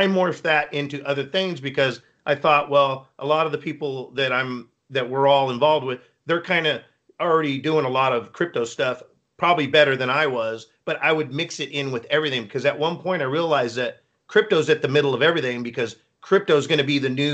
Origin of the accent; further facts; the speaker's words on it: Northern California, United States; I'm from Northern California